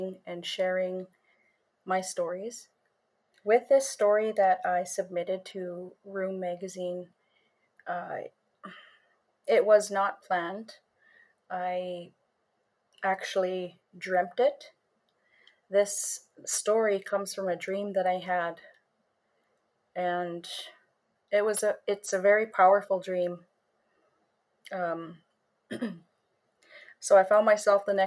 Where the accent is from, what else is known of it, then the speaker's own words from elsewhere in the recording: Sioux Lookout, Ontario, Canada; I am from Sulakout, Ontario.